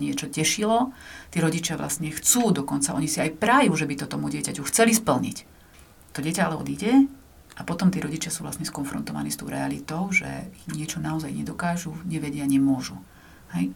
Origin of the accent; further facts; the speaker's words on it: eastern Slovakia, Slovakia; som z východu, tam pyrohy vedia robiť